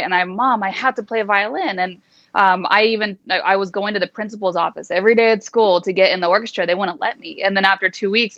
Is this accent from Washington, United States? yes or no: no; San Jose, California, United States; moved away as an adult; also born or lived in Los Angeles, California; now in Las Vegas, United States; So I was born in LA, but I was raised pretty much my whole life in the San Jose Bay Area.